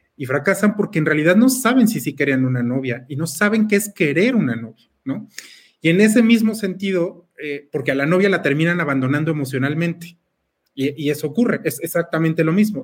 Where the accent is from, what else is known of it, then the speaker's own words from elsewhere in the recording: Mexico; tenemos nosotros como mexicanos este sincretismo